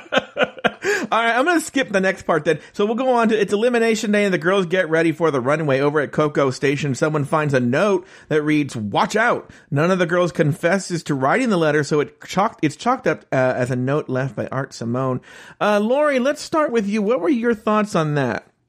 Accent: United States; I'm an American.

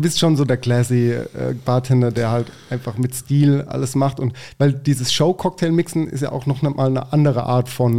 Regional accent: Mannheim, Baden-Württemberg, Germany; ich bin ja groß geworden auf der Gartenstadt

